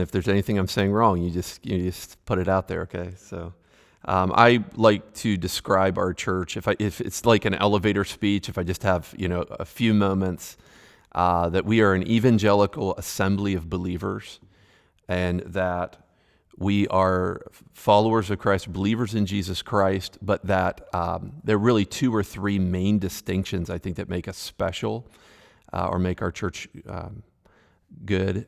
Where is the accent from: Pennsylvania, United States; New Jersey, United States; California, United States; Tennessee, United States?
Pennsylvania, United States; Western; moved away; I was originally from Western Pennsylvania